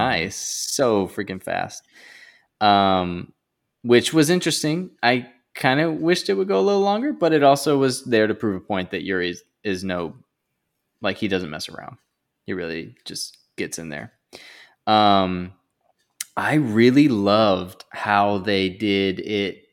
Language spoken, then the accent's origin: English; North Carolina, United States; now in New Jersey, United States; the Southeast, where I'm from